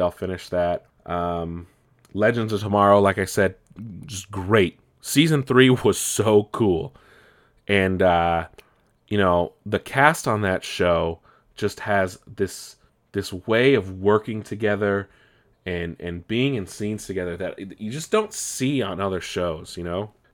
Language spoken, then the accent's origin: English; California, United States; also born or lived in East Coast (family); I grew up here in California